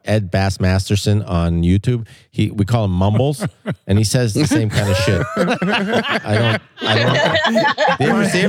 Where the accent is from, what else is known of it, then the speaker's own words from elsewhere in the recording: Canada; now in United States; I'm from Canada